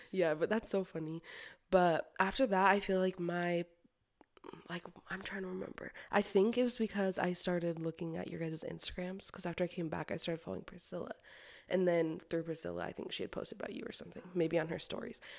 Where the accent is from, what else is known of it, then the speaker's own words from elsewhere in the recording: Orem, Utah, United States; I was born in Orem, so I'm a little Orem native. Um, yeah, I grew up LDS. I went to BYU for the first few years of college and then transferred to UVU.